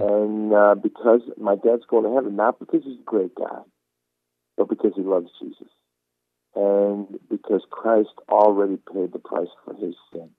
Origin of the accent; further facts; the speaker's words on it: Istanbul, Turkey; now in United States; I was born in Istanbul, Turkey